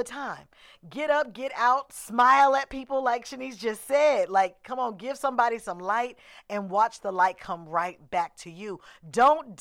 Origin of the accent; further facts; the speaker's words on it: Oakland, California, United States; I'm from Oakland